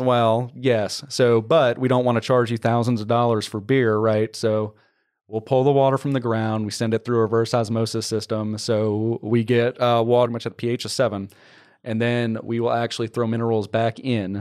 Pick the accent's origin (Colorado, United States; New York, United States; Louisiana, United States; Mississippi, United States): Louisiana, United States; New Orleans; now in Texas, United States; I'm from the New Orleans area, That's where I grew up.